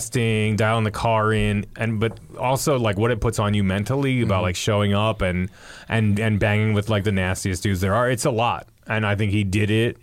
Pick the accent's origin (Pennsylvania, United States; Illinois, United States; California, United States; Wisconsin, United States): Pennsylvania, United States; Doylestown; I grew up with Chris, so like we're both from Doylestown